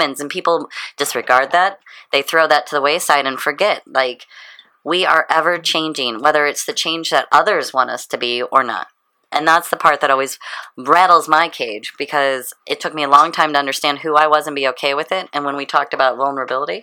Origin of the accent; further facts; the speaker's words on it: St. Louis, Missouri, United States; I was raised in the Catholic schooling, all the things, and believe you me, I broke away from that, even though it's St. Louis